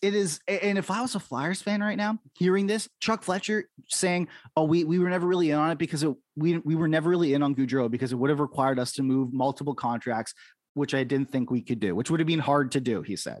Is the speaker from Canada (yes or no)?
yes; Canada; I'm in Canada right now. You know, we grew up we grew up in our respective places